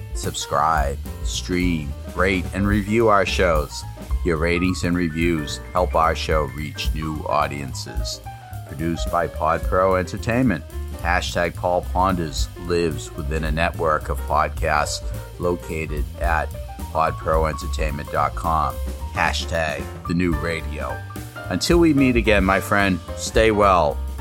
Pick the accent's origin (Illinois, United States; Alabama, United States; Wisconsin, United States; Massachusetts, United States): Massachusetts, United States; Malden; I'm born and brought up in Malden